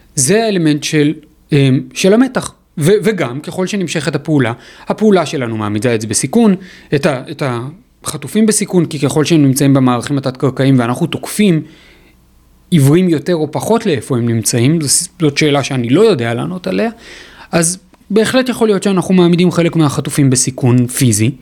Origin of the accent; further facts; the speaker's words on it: Israel; יש לנו כישראלים